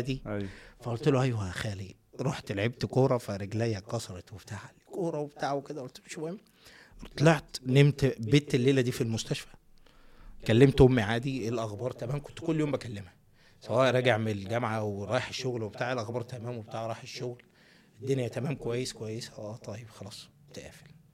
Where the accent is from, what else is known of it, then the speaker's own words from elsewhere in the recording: Minya, Minya Governorate, Egypt; moved away; also born or lived in Netherlands; انا ده من المنيا